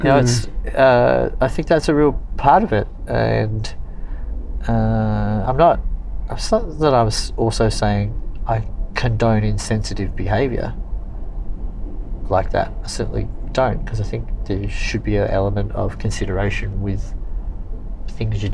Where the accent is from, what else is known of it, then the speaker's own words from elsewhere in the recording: Wales, United Kingdom; I am a Welsh born... I was born in the United Kingdom